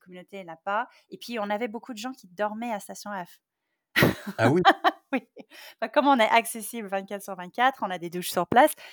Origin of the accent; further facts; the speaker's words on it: Silicon Valley, California, United States; moved away; je viens de Silicon Valley, je suis née là-dedans, euh, j'ai une double culture